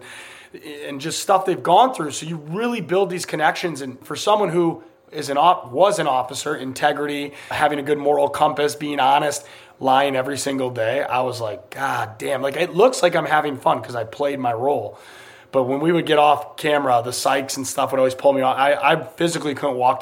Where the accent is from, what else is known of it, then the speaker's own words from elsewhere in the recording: United States; I'm American.